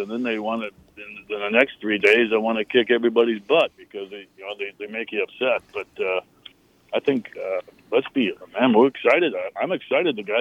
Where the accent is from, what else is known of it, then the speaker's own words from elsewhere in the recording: Minnesota, United States; I'm from Minnesota.